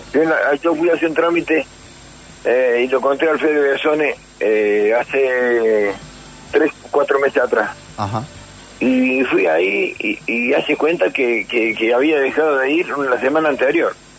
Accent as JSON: {"language": "Spanish", "region": "Córdoba", "country": "Argentina", "tie": "born or raised there", "also_born_or_lived": "San Martín de Tucumán", "moved": "as an adult", "said": "yo cuando me fui de Córdoba, ya grande, ya, eh, 19 años, me voy a San Martín de Tucumán"}